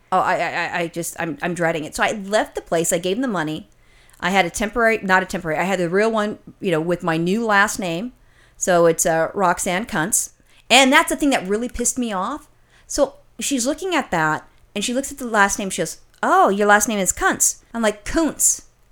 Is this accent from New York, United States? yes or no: no; California, United States; as a Californian